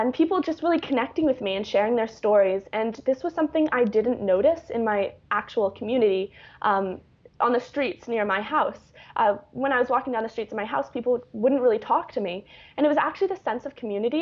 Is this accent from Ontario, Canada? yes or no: no; Vancouver, British Columbia, Canada; moved away as an adult; I come from Vancouver, Canada, which is a very wealthy city